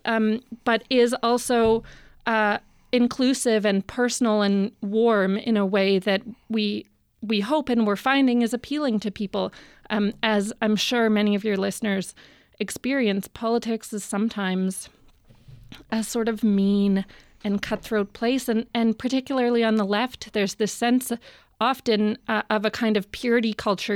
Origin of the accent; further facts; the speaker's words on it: Vancouver, British Columbia, Canada; I grew up in Vancouver